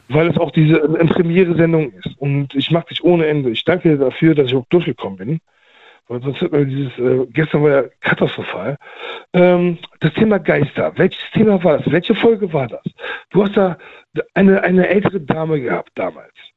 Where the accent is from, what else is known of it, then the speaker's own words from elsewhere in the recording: Cologne, North Rhine-Westphalia, Germany; bei uns in Köln